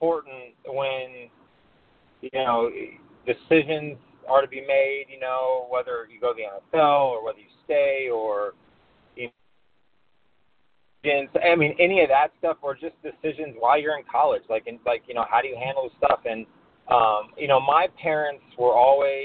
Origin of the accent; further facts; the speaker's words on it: Santa Ana, California, United States; I actually grew up in Santa Ana